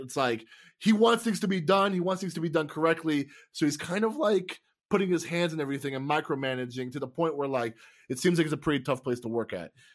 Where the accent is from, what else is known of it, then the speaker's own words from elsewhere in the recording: Tampa, Florida, United States; now in Wisconsin, United States; I'm from Tampa, and I live in Wisconsin